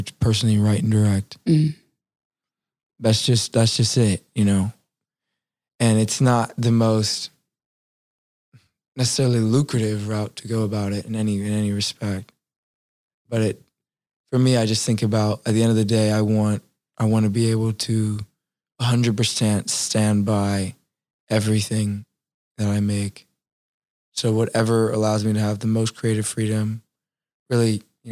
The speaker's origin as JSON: {"language": "English", "town": "New Orleans", "region": "Louisiana", "country": "United States", "said": "I was from New Orleans"}